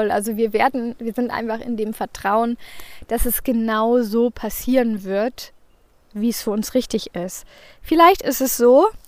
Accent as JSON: {"language": "German", "region": "Northern Germany", "country": "Germany", "said": "Aber als Norddeutsche habe ich da immer so ein bisschen Respekt vor diesen ganzen Höhenmetern."}